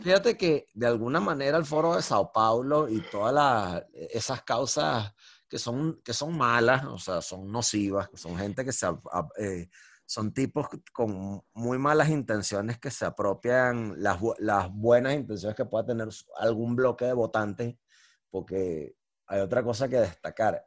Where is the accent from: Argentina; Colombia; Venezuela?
Venezuela; yo como venezolano